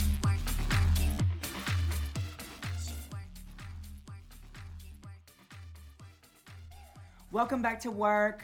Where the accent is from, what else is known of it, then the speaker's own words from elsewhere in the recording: Alabama, United States; I'm from Alabama